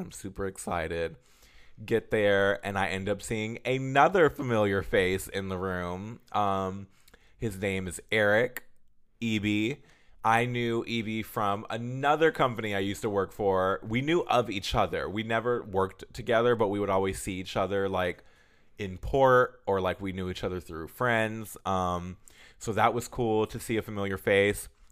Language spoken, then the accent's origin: English; United States; we're all American